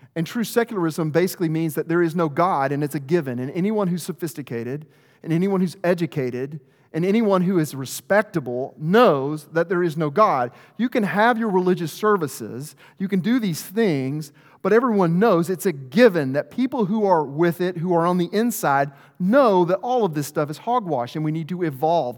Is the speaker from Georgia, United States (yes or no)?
no; Arkansas, United States; I'm from Arkansas, there's no greater rivalry than two little towns in the middle of nowhere